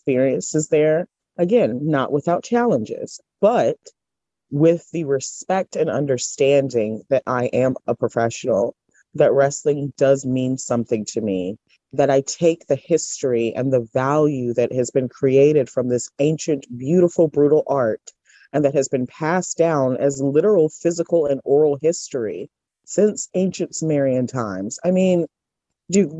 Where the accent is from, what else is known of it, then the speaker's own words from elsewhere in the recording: United States; as an American